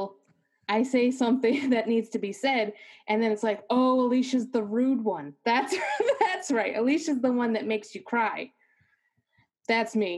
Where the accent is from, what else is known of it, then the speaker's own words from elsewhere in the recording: Milford, Massachusetts, United States; now in Germany; I'm from like this little town called Milford. It's like 40 minutes away, maybe 30 minutes from Boston